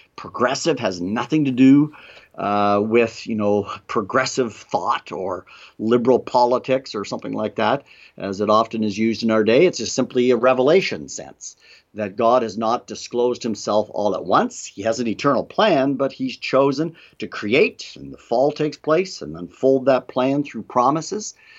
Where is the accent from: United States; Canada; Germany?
Canada; moved away; Peter and I, um, both are from Canada